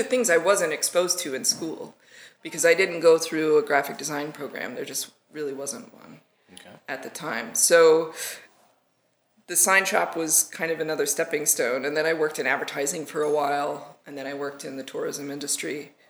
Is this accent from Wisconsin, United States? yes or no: no; Arkansas, United States; So I actually grew up in Arkansas. And you can't tell by my accent because I worked really hard not to have one.